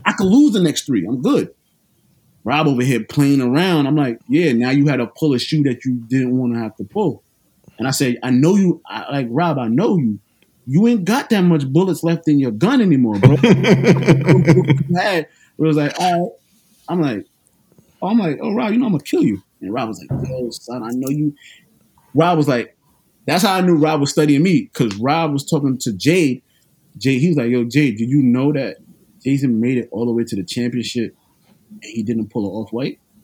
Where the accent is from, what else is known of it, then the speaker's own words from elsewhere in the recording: New York City, New York, United States; I'm from New York City, Brooklyn, to be exact.